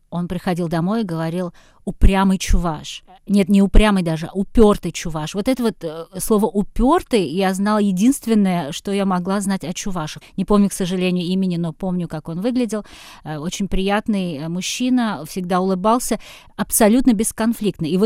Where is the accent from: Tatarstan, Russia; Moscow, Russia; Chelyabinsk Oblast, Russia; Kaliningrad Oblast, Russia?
Tatarstan, Russia; Kazan; несмотря на то, что я выросла в Казани, я поняла, что я о чувашах не знаю вообще ничего из детства.